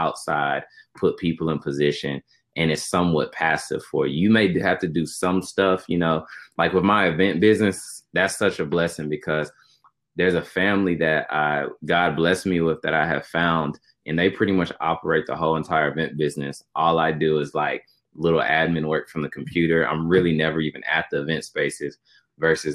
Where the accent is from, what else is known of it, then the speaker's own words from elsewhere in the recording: Knoxville, Tennessee, United States; Knoxville, Tennessee was great growing up